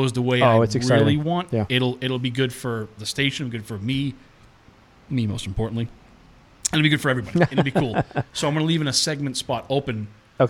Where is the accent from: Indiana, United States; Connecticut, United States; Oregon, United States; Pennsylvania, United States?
Pennsylvania, United States; Pittsburgh; My hometown